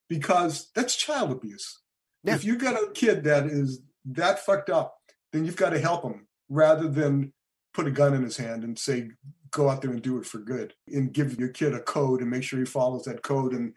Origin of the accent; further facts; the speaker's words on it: Boston, Massachusetts, United States; I grew up in Dorchester, which is a suburb of Boston, not even a suburb